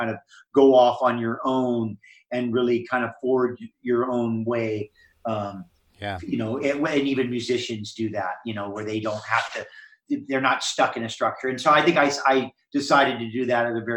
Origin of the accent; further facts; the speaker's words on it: Hawaii, United States; I grew up in Hawaii and was in the ocean